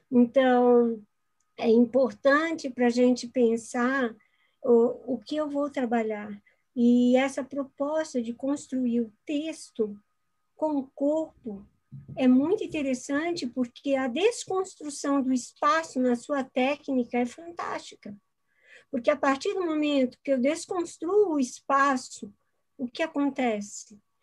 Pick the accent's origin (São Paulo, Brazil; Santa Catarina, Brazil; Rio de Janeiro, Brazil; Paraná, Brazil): Santa Catarina, Brazil; Florianópolis; eu sou aqui de Florianópolis